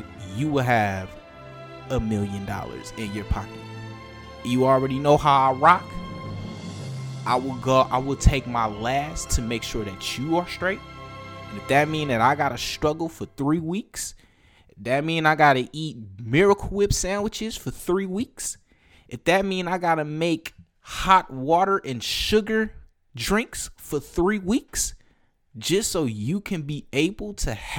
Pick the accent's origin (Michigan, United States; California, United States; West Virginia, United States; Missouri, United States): Michigan, United States; Detroit; I grew up in Detroit. I am a North Ender